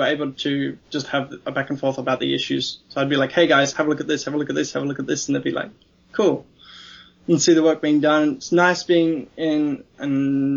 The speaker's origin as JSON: {"language": "English", "country": "Australia", "also_born_or_lived": "Melbourne", "said": "as an Australian"}